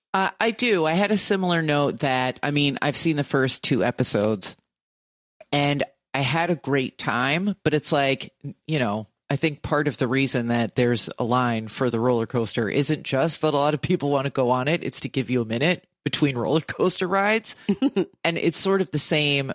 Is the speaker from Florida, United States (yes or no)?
no; New Jersey, United States; I'm from New Jersey